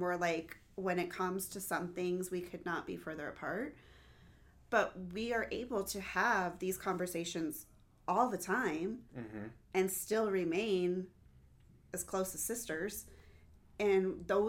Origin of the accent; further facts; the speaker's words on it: United States; Yes, we're all Americans. We're all American.